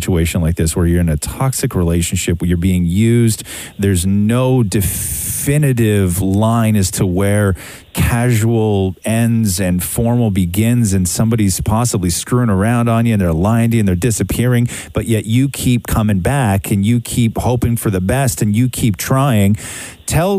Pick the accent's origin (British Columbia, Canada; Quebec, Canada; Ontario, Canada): Ontario, Canada; Acton; also born or lived in Montreal; I was raised in Acton